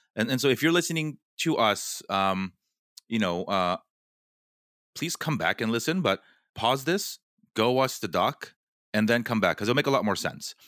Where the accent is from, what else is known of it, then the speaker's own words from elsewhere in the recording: West Coast, United States; I grew up on the West Coast